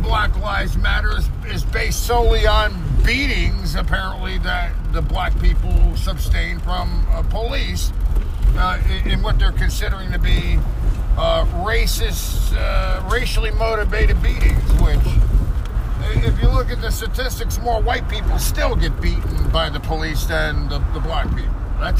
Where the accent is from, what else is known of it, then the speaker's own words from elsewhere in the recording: New Jersey, United States; just outside of New York City.